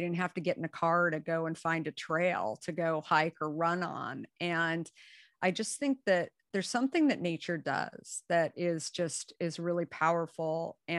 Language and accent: English; Scottsdale, Arizona, United States; moved away; also born or lived in New York City / San Francisco; I grew up in Arizona and Scottsdale, where pretty much my life was outside.